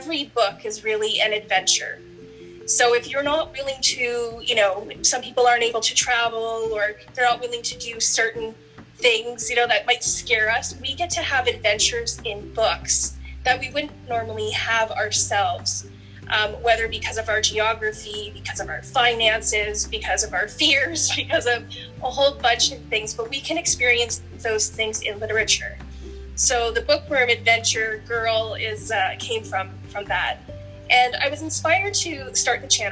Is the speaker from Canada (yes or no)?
yes; Canada; I'm from Canada. I live in Canada, and I live near Niagara Falls, Ontario.